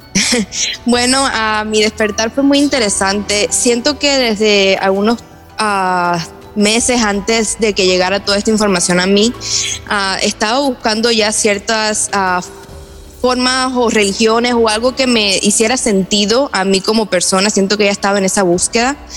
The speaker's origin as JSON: {"language": "Spanish", "country": "Cuba", "tie": "born or raised there", "moved": "yes"}